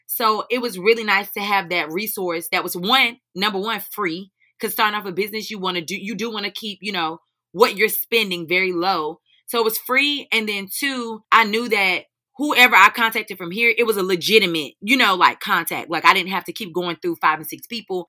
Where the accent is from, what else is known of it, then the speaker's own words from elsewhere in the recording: High Point, North Carolina, United States; I'm originally from High Point, North Carolina